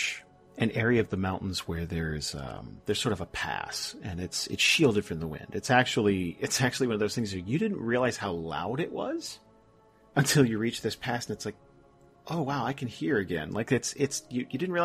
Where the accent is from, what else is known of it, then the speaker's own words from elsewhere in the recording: Northeast, United States; I'm from the Northeast